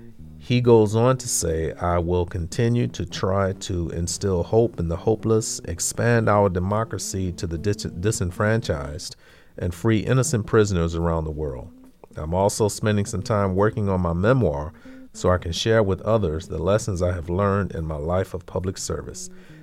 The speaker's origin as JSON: {"language": "English", "town": "Greenville", "region": "South Carolina", "country": "United States", "tie": "born or raised there", "said": "arrested, along with seven other college students, for advocating for the right to use a public library in my hometown of Greenville, South Carolina."}